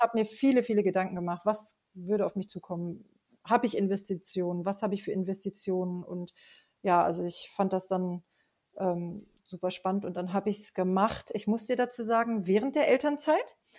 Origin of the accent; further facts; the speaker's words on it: Rinteln, Lower Saxony, Germany; ich komme ähm, aus Rinteln, das ist in der Nähe von Hameln